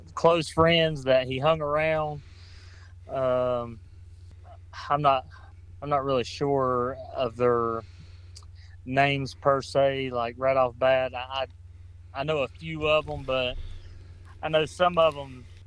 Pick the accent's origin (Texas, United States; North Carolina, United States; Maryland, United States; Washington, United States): North Carolina, United States; Cleveland County; I grew up in Cleveland County born and raised here